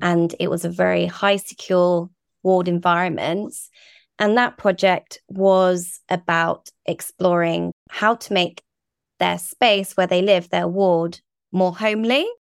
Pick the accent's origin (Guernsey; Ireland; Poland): Guernsey; moved away; also born or lived in Brighton; we're from Guernsey and the Channel Islands, a really beautiful island